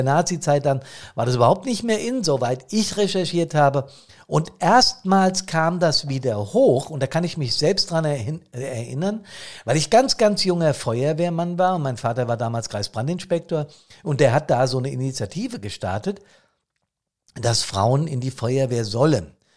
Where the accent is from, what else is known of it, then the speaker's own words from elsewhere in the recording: Bad Soden, Hesse, Germany; auf nassauischer, auf hessischer Ebene oder hier in meinem Taunuskreis oder in Bad Soden selbst in meiner Heimatstadt.